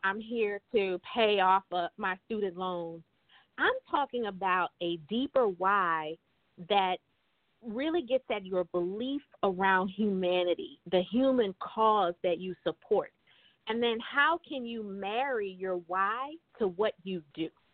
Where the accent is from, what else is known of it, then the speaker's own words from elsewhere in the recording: Baton Rouge, Louisiana, United States; moved away as an adult; now in Richmond, United States; I am originally from Baton Rouge, Louisiana